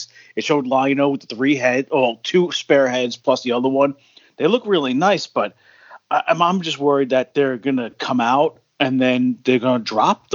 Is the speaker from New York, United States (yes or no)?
yes; New York City, New York, United States; I grew up in Queens